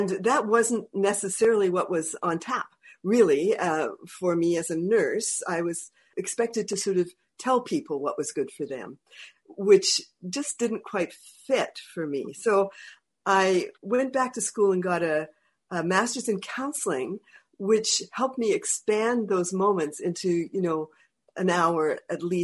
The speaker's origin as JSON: {"language": "English", "area": "Northern Vancouver Island", "region": "British Columbia", "country": "Canada", "tie": "born or raised there", "moved": "yes", "said": "the North Island connection, Kwatsino area. And I loved it up there. I loved growing up in the mountains and the woods"}